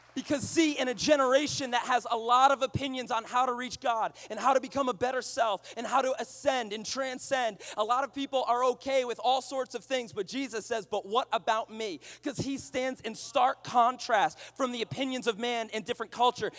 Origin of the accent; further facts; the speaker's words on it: Boston, Massachusetts, United States; I'm from Boston.